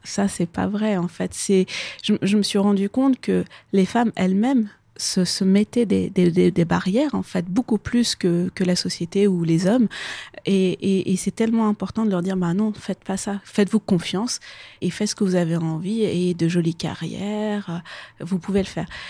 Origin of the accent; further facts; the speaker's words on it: Kabul, Afghanistan; moved away; je suis née à Kaboul, j'ai grandi en Afghanistan